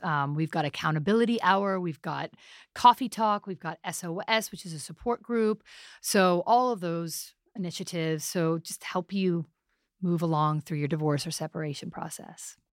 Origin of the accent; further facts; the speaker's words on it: New York City, New York, United States; I'm a half Pakistani, half Italian, born in New York City.